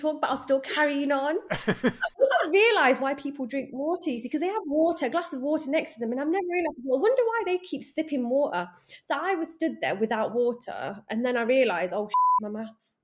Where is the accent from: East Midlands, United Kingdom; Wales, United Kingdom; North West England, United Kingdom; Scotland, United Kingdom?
North West England, United Kingdom; Manchester; the Manchester Dental Show, which also happens to be like my hometown as well